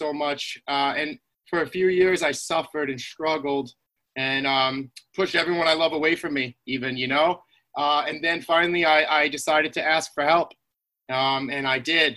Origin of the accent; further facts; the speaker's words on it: Islip, New York, United States; I grew up in Long Island in Islip, New York